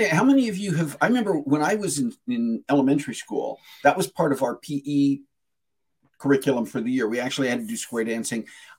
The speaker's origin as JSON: {"language": "English", "region": "New Mexico", "country": "United States", "tie": "born there", "said": "I was born on Epiphany in New Mexico, and that is New Mexico's birthday in a Catholic hospital."}